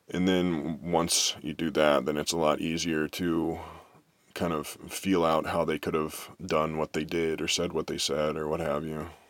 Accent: Kansas City, United States; growing up in Kansas City

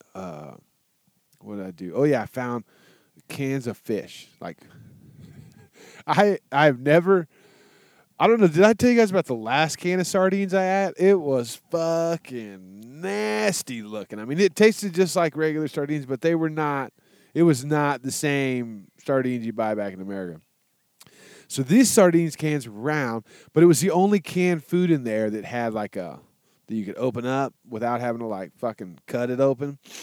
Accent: Texas, United States; I'm from Texas

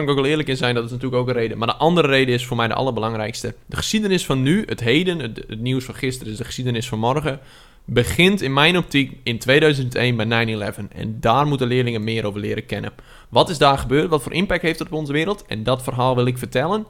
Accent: Friesland, Netherlands; Ik ben een Fries

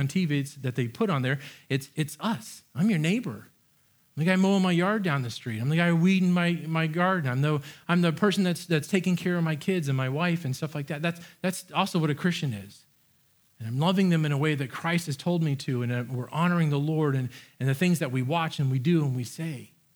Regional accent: United States; I love being an American

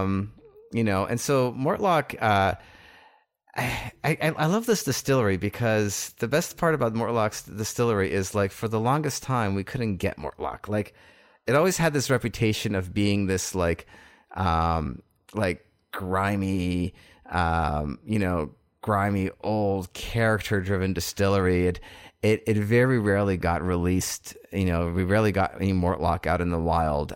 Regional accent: Canada; being Canadian here

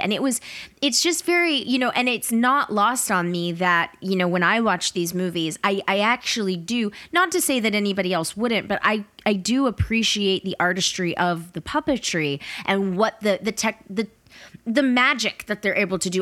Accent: Atlanta, Georgia, United States; I grew up in Atlanta

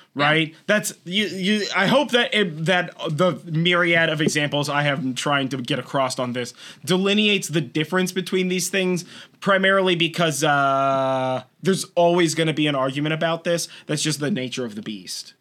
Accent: California, United States; We're from California. We sound like this. It's not an accent.

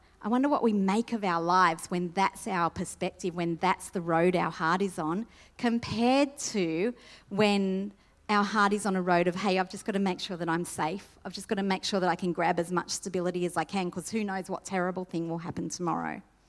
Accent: Sydney, New South Wales, Australia; When I grew up in Sydney, and the household that I grew up in, my mum had passed away when I was 2

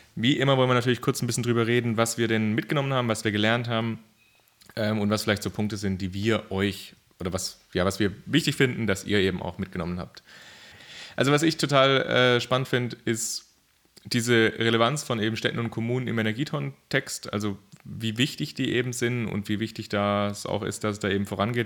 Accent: Germany; bei uns in Deutschland

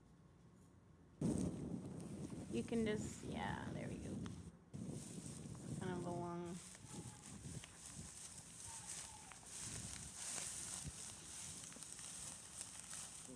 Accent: West Texas, United States; I grew up in West Texas in a farming town

